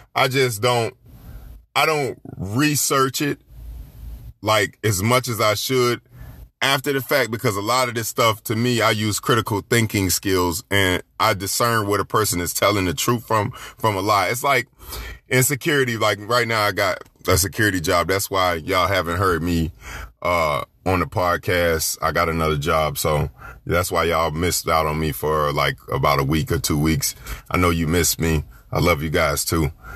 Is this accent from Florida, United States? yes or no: yes; Florida, United States; I'm from Florida